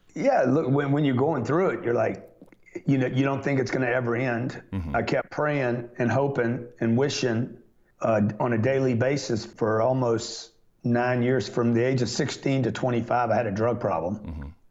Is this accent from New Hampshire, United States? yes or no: no; Lake Charles, Louisiana, United States; I grew up in Lake Charles